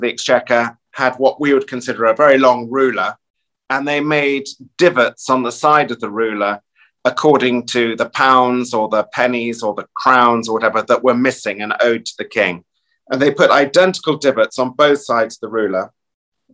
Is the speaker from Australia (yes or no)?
no; England, United Kingdom; as English people